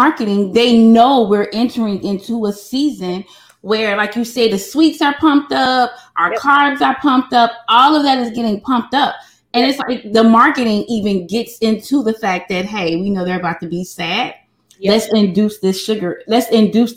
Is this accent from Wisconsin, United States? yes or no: no; Chicago, Illinois, United States; I'm from Chicago